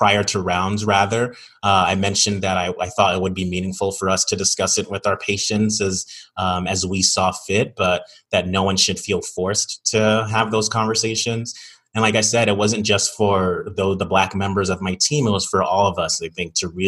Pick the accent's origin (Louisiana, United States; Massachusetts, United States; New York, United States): New York, United States; moved away; Back in New York, in my hometown